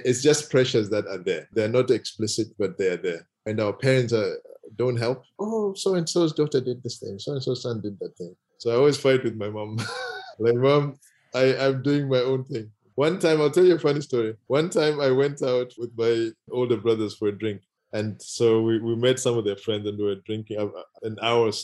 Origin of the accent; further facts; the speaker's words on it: Zimbabwe; moved away as an adult; now in United Kingdom; being here in the UK from Zimbabwe